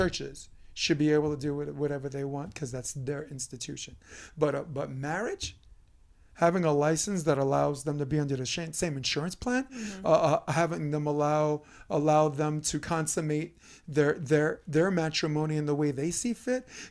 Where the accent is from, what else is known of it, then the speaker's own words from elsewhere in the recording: New York, United States; moved away as an adult; now in Los Angeles, United States; I'm from New York, and I go to the gay pride parade every year